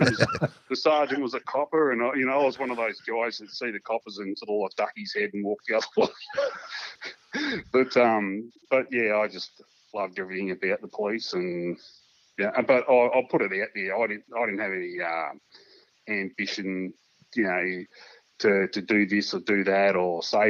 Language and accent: English; Mount Gambier, South Australia, Australia; also born or lived in Adelaide; I grew up in South Australia, don't hold that against me. But I sort of lived in Adelaide a little while as a kid, and originally from Mount Gambier. We moved back down to Mount Gambier